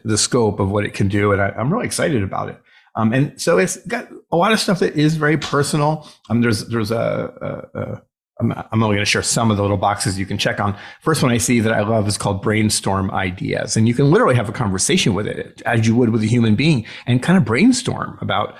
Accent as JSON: {"language": "English", "town": "Chicago", "region": "Illinois", "country": "United States", "tie": "born or raised there", "said": "here in my hometown of Chicago."}